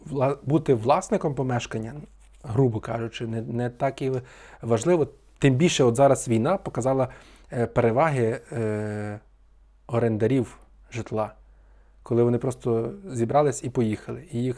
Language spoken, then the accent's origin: Ukrainian; Ivano-Frankivsk, Ivano-Frankivsk Oblast, Ukraine; Франківськ мені якби найрідніше місто з таких обласних е, більших, та, бо бо я тутешній, фактично.